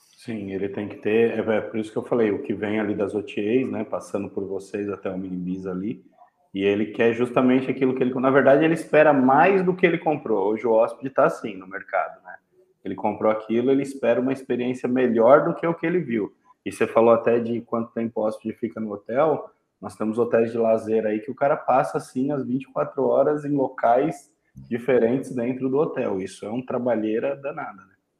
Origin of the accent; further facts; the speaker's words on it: São Paulo, Brazil; moved away as an adult; now in São José do Rio Preto, Brazil; Sou paulistano